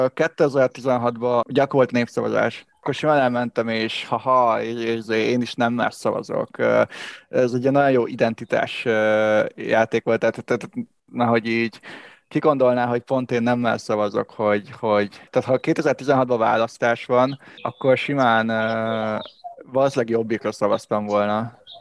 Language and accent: Hungarian; Budapest, Hungary; én alapvetően azért egy pesti gyerek vagyok, aki Pesten nőtt föl